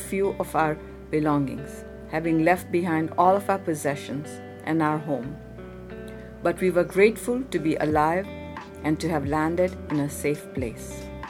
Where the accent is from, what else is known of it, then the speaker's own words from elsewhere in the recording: Kampala, Uganda; moved away as an adult; also born or lived in London, United Kingdom; now in Canada; I was born in 1949 in Kampala, Uganda, in Africa, to a family of Indian descent. In 1972, our family was exiled from Uganda, along with 80,000 others of South Asian descent.